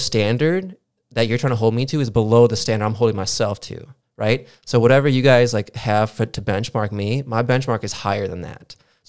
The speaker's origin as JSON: {"language": "English", "town": "Aurora", "region": "Illinois", "country": "United States", "tie": "born or raised there", "said": "I grew up in Aurora."}